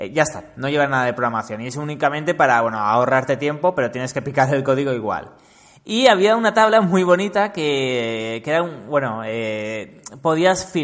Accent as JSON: {"language": "Spanish", "town": "Mallorca", "region": "Balearic Islands", "country": "Spain", "said": "Yo soy de Mallorca."}